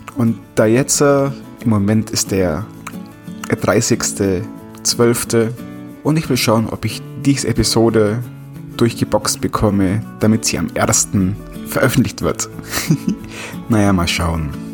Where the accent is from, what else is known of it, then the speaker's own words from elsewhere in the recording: Bavaria, Germany; ich komme aus Bayern